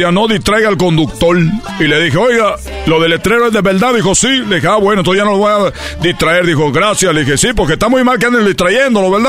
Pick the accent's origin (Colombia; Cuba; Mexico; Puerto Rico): Cuba; No me dijo chico, pero porque yo soy de Cuba, entonces yo digo, tengo que decir chico, si no, no va a aparecer de Cuba.